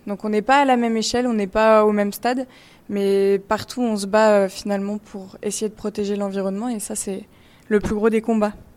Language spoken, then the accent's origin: French; Paris, Île-de-France, France; Je suis parisienne